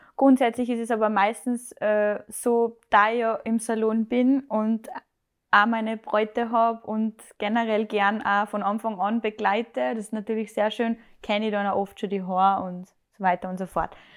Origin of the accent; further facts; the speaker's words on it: Salzburg, Austria; ich bin 25, ich komme aus Salzburg